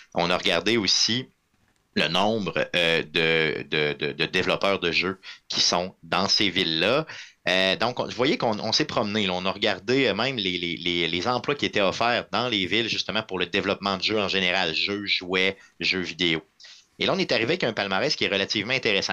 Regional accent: Quebec City, Quebec, Canada; je viens de la ville de Québec

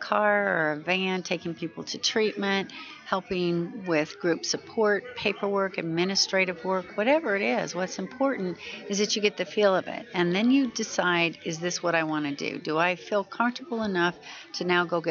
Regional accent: Washington, United States; I'm from Washington State, and I'm in Washington, D.C., unfortunately, most of the time

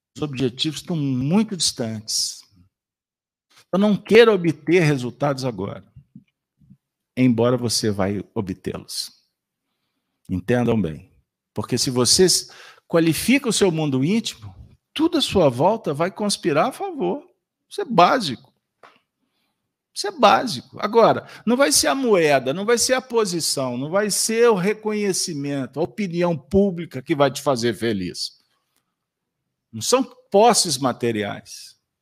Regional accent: Minas Gerais, Brazil; Nós que somos mineiros

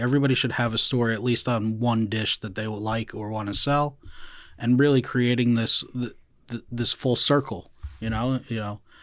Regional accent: Clifton, New Jersey, United States; I grew up in Clifton

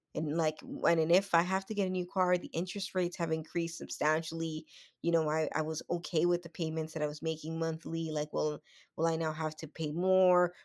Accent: Dominican Republic; I'm from the Dominican Republic

